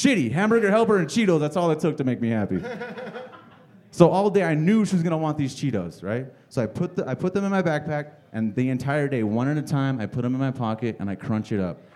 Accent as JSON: {"language": "English", "town": "Phoenix", "region": "Arizona", "country": "United States", "said": "I'm from South Phoenix."}